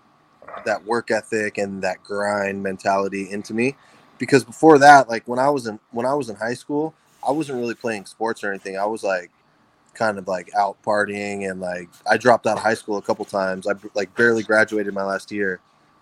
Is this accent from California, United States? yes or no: yes; Fresno, California, United States; moved away as an adult; Fresno, my hometown. I was living with my parents